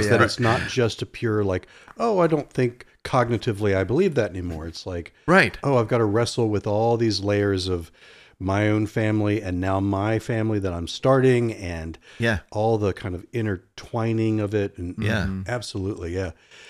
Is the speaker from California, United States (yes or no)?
no; Norfolk, Virginia, United States; I was in an ice cream store where I grew up in Norfolk, Virginia, Virginia Beach area.